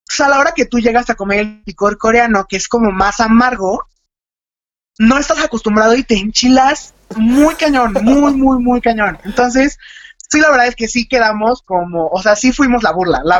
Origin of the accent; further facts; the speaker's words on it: Mexico; porque en México comemos muchísimo picante